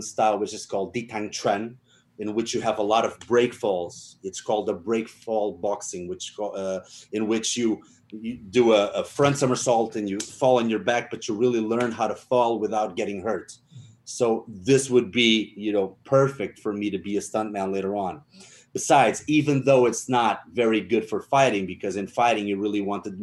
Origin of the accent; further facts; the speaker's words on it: outside Lisbon, Portugal; moved away; we had Kung Fu classes in my hometown, which is actually very small. You know, it's outside of the capital of Lisbon